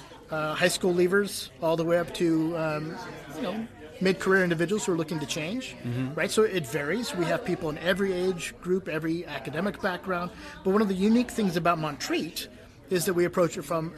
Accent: Silicon Valley, California, United States; now in North Carolina, United States; I grew up in Silicon Valley, in and out of the city, so I've been around computers my entire life.

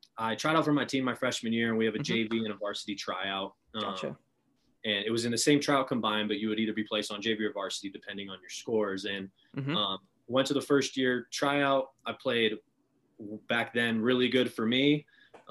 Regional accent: Danville, California, United States; grew up in Danville, California, in the East Bay

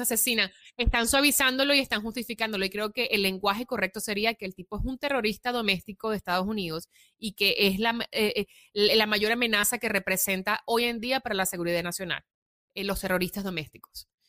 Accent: Venezuela; also born or lived in Italy / New York; now in Los Angeles, United States; porque soy venezolana y me siento venezolana. Cuando voy a Venezuela, pues es mi tierra donde nací

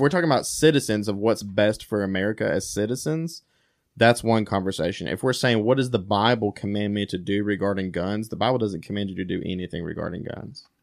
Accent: United States; as an American

